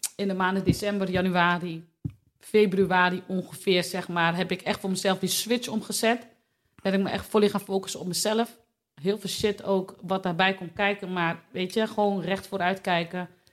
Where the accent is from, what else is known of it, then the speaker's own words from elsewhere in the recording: Delfzijl, Groningen, Netherlands; now in Hoogezand, Netherlands; Ik kom uit Delfzijl.